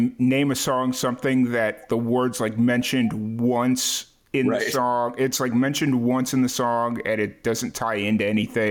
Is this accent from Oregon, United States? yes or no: no; Chicago, Illinois, United States; growing up in South Chicago